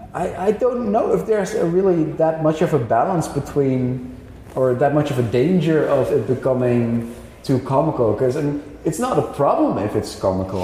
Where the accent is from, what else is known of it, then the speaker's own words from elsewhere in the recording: Netherlands; I'm a writer from the Netherlands.